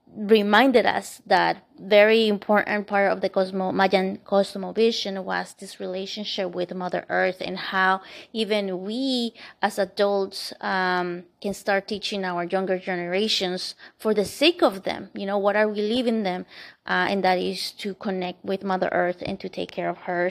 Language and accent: English; Bogotá, Colombia; moved away; where I lived, uh, and was born, was in the capital city